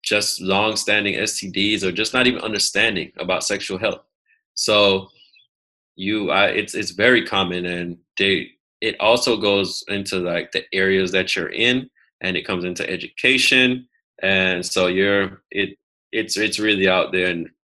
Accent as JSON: {"language": "English", "country": "United States", "also_born_or_lived": "Jamaica (ancestry) / Atlanta, Georgia (works)", "said": "I am American"}